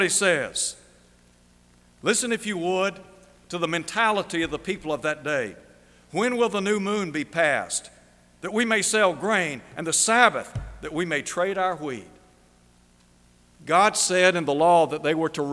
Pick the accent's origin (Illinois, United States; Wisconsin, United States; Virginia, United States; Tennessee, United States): Tennessee, United States; Chattanooga; I was just a boy growing up in Chattanooga